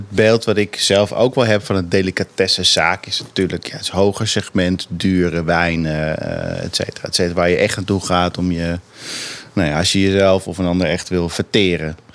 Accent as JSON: {"language": "Dutch", "town": "Amsterdam", "region": "North Holland", "country": "Netherlands", "said": "Ik kom natuurlijk zelf uit Amsterdam."}